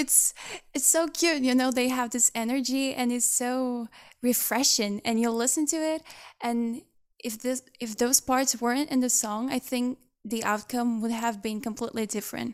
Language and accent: English; Brazil; one of the members from Brazil